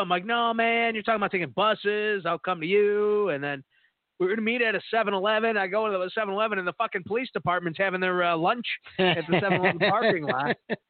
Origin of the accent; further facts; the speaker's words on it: Arkansas, United States; I was from Arkansas, you know what I mean?